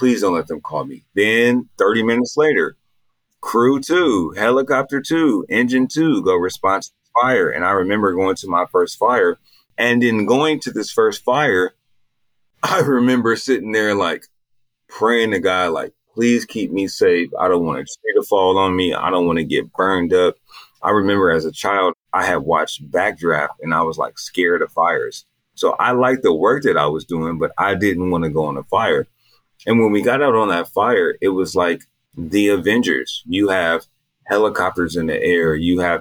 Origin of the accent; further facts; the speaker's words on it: Altadena, California, United States; I'm from Los Angeles. I'm from Altadena, California